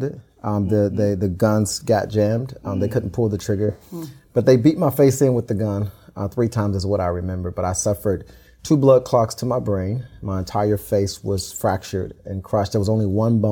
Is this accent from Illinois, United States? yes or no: yes; Chicago, Illinois, United States; also born or lived in New Zealand; I grew up in the Austin community